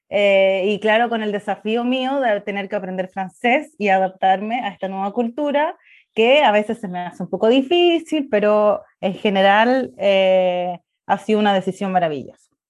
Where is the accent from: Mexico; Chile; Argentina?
Chile; el chileno es un poco como el andaluz, no pronunciamos las heces estrés, cómo está, y hablamos muy, es un poco enredado y rápido.